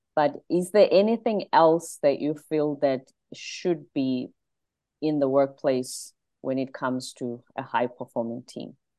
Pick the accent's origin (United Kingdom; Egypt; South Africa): South Africa; now in United States; I'm South African